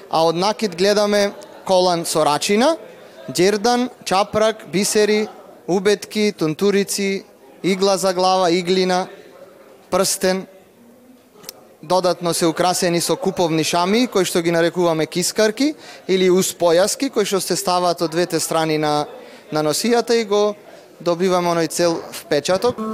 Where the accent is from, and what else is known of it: Struga, North Macedonia